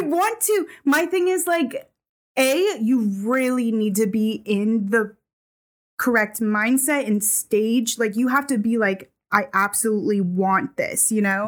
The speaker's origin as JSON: {"language": "English", "region": "New England", "country": "United States", "tie": "born or raised there", "moved": "yes", "said": "I grew up in New England where it was not very diverse."}